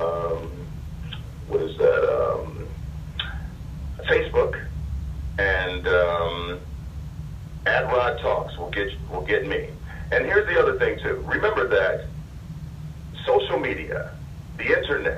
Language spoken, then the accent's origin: English; Detroit, Michigan, United States; now in Los Angeles, United States; growing up in Detroit